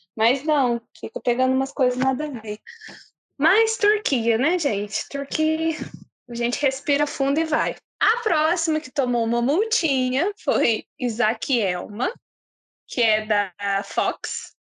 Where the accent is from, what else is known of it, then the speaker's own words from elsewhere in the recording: Brazil; como brasileira